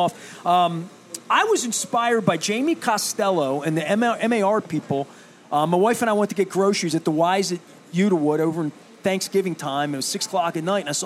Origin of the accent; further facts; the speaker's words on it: Colgate, Maryland, United States; where I grew up over in Colgate.